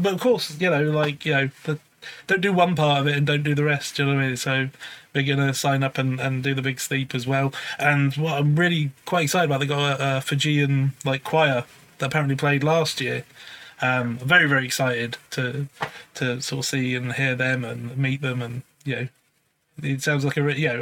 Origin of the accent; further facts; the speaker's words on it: Newbury, South East England, United Kingdom; I was originally I grew up grew up in Newbury